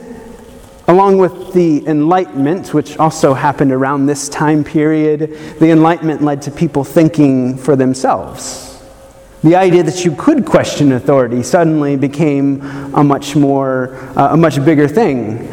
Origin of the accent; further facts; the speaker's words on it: the South, United States; I grew up in the South